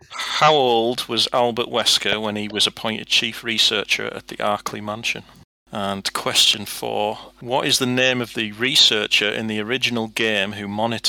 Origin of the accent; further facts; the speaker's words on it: the north of England, United Kingdom; accent: common northern; that's my common northern accent.